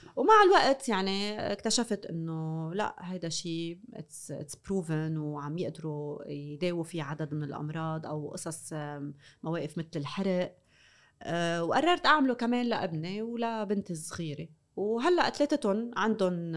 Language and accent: Arabic; North Lebanon, Lebanon; انا من الشمال